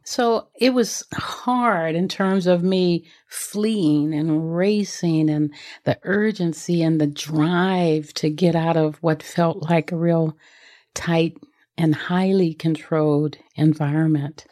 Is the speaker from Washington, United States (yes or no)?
no; Los Angeles, California, United States; I grew up in South Central Los Angeles